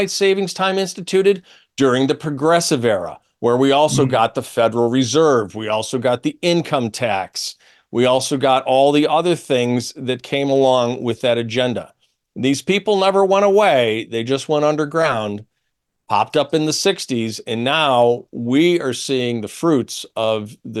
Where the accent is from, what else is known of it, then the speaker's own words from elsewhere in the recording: Syracuse, New York, United States; I'm from Syracuse.